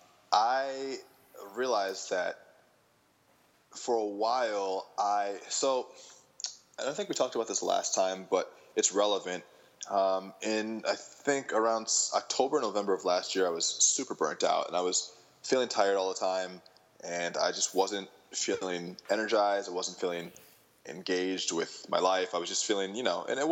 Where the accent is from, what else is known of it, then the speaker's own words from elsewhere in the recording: Michigan, United States; I grew up in Michigan